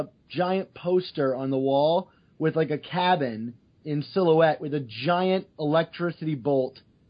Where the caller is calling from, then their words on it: Maryland, United States; I'm calling from Maryland.